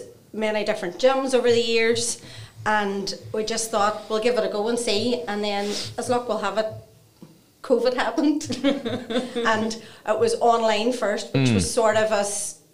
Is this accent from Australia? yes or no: no; Eglinton direction, Northern Ireland, United Kingdom; also born or lived in Claudy; I was Eglinton direction, so out of the town.